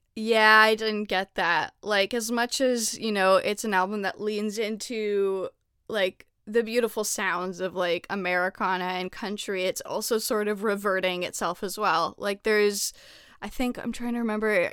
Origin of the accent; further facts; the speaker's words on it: Canada; now in United States; I'm I'm Canadian